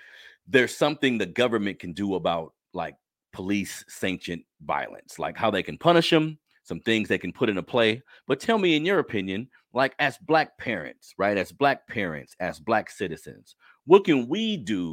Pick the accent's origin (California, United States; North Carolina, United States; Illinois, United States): California, United States; Sacramento; also born or lived in New Orleans; where I was raised in South Sacramento